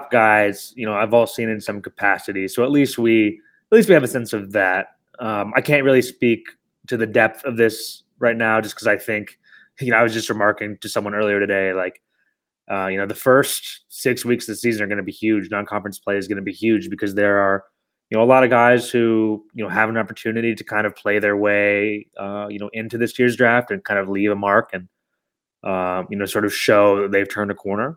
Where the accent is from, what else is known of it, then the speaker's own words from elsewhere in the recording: Chicago, Illinois, United States; moved away as an adult; also born or lived in New York; I moved back to Chicago over the summer where I'm from